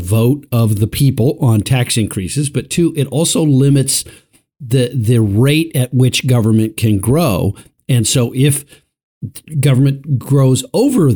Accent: Colorado, United States; my home state of Colorado

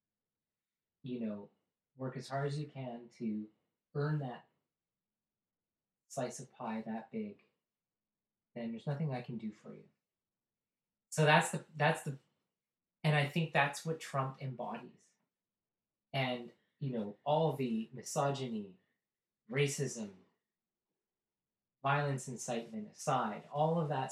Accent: Canada; up here in the landscape and how we have a tenth of the population, an even bigger land mass.

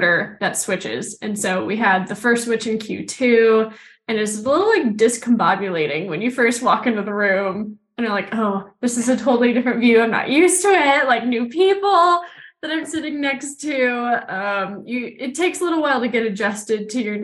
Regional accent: Houston, Texas, United States; born or raised there; moved away as an adult; also born or lived in Salt Lake City, Utah

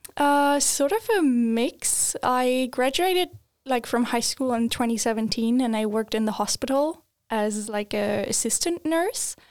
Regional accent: Germany; moved away as an adult; now in Sweden; I am originally from Germany

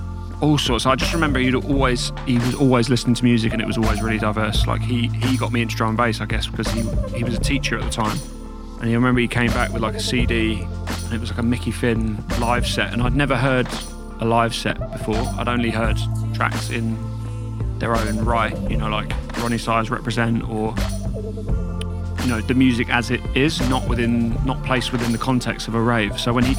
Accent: Brighton, South East England, United Kingdom; Yeah, born and bred.

